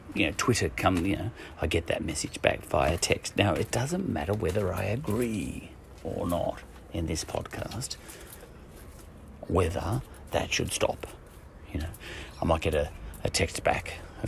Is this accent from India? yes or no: no; Ireland; as an Irishman